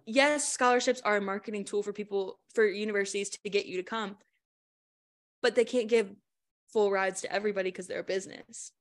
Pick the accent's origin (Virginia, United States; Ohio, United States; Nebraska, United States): Virginia, United States; Richmond; I'm from Richmond